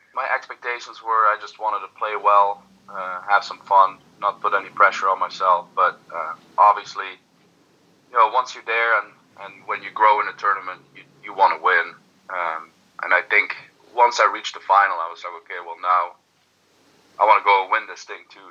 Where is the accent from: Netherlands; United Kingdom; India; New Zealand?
Netherlands; now in United States; I'm Dutch and you know, I have an orange heart